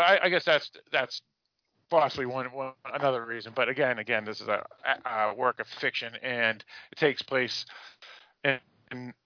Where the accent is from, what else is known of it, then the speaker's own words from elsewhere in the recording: Massachusetts, United States; I grew up in Massachusetts. I was born in Massachusetts